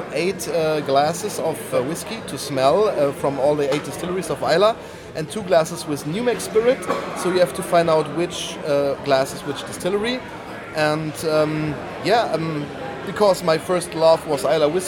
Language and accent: English; Bonn, North Rhine-Westphalia, Germany; I'm from Bonn, Western Germany.